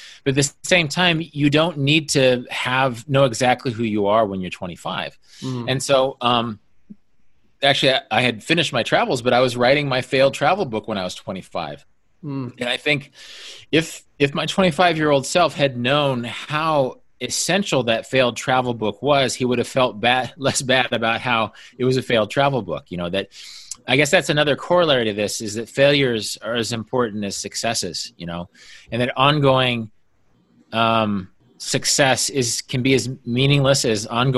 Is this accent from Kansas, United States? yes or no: yes; Kansas, United States; moved away; I was from Kansas